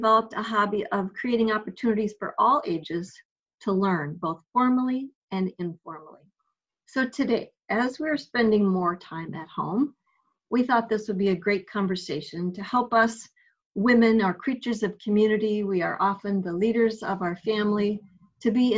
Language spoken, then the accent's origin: English; Wisconsin, United States; my home state of Wisconsin